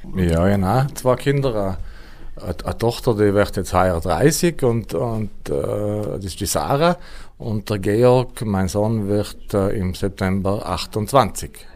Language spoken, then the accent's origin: German; Tschars, Trentino-Alto Adige, Italy; now in Schwangau, Germany; Ich komme aus Chars, das ist im Finchgau, uh, unweit von Meran, 20 Kilometer uh, von Meran Richtung Reschenpass